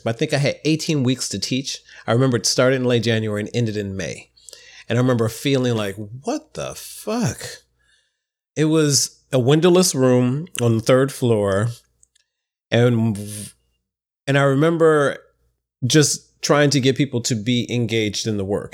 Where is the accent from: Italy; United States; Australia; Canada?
United States; Midwest; now in New York City, United States; I'm a Midwesterner